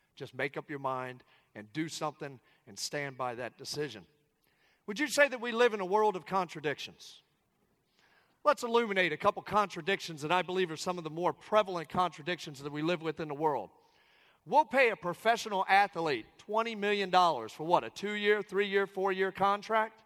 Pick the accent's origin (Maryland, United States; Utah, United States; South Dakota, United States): Maryland, United States; Southern; I come from Southern Maryland. I come from just outside of Washington, D.C. I come from a military family